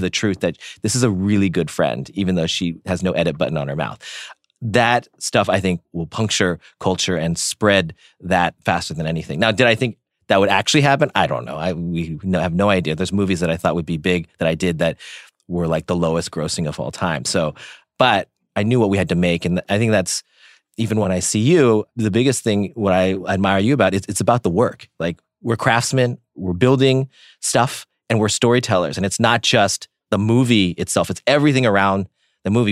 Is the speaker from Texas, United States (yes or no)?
no; Silicon Valley, Bay Area, California, United States; I grew up in the Bay Area in Silicon Valley